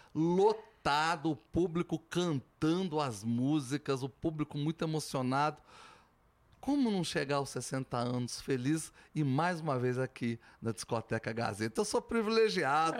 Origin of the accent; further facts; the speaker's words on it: São João del-Rei, Minas Gerais, Brazil; moved away; also born or lived in Belo Horizonte; São João del Rei é a raiz, que vem do barroco mineiro